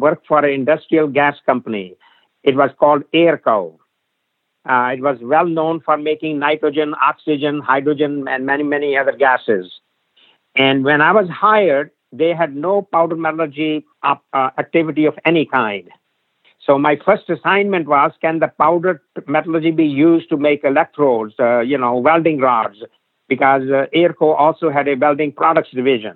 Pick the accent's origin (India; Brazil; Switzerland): India; Delhi; moved away as an adult; also born or lived in Troy, New York; now in United States; I was born in Delhi